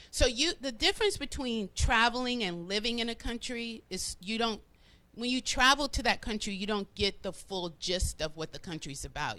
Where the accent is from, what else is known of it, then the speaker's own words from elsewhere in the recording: Florida, United States; moved away as an adult; also born or lived in Cleveland, Ohio; now in Atlanta, United States; I was raised in Florida. Okay. Majority of my life